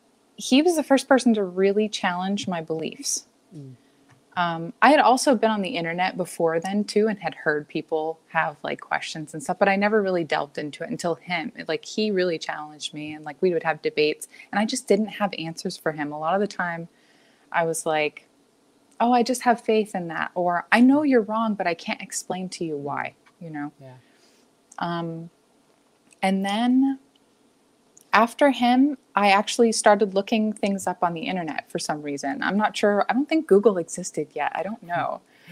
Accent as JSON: {"language": "English", "region": "Alabama", "country": "United States", "moved": "yes", "lives_now": "Seattle, United States", "said": "I came from Alabama, from a fairly liberal town there too. It was like a pretty blue part of the state."}